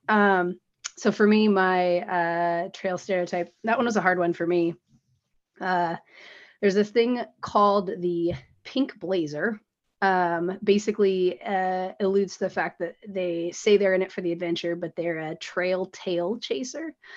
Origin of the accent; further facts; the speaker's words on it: Washington, United States; now in Portland, United States; I grew up in Washington, out in the Pacific Northwest